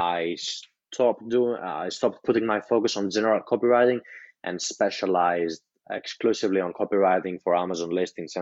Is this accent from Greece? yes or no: yes; Greece; English is a second language; I'm from Greece, so I wasn't taught English as my native language